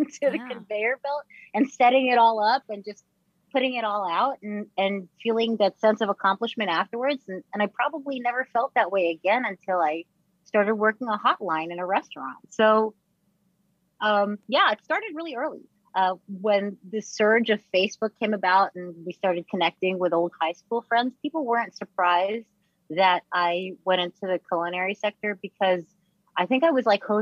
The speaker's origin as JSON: {"language": "English", "town": "New York City", "region": "New York", "country": "United States", "tie": "born or raised there", "said": "We lived in Staten Island. I grew up in New York."}